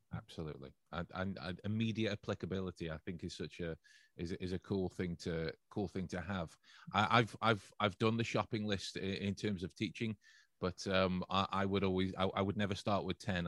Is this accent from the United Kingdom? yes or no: yes; England, United Kingdom; as an English person, member of the, uh, the English culture